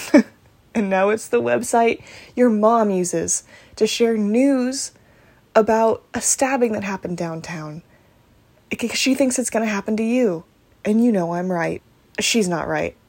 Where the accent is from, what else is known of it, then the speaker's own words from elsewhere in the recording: United States; I am an American